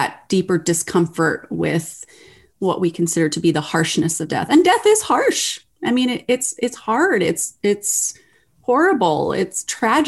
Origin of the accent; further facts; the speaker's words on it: Texas, United States; now in Ohio, United States; I live in Ohio. I grew up in Texas, so I'm not with my family of origin